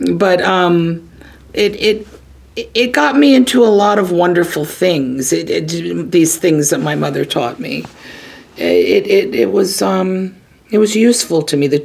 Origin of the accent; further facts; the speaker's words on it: Virginia Beach, Virginia, United States; moved away as an adult; now in New York, United States; I grew up on Virginia Beach.